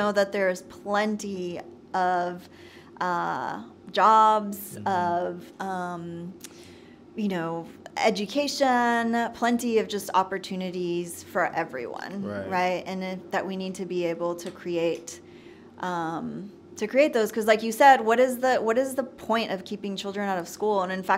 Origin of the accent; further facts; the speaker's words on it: Nashville, Tennessee, United States; born there; I was born in Nashville. Right. So by definition, I am an American.